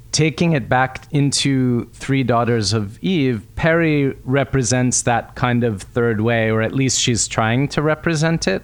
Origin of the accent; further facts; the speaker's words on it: United States; I grew up in America